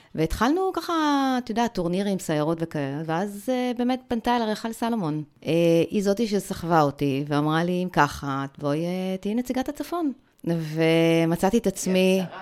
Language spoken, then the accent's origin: Hebrew; the Krayot, Haifa District, Israel; אני באה מהצפון